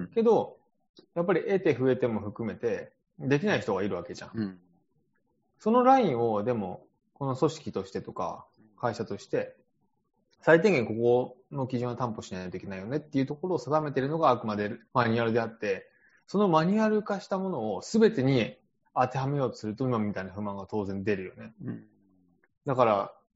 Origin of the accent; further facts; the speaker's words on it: Japan